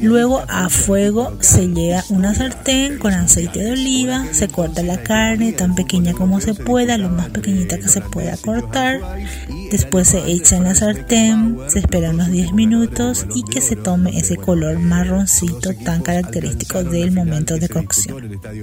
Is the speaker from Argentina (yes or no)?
no; Paraguay; aquí en mi país, en Paraguay donde estoy yo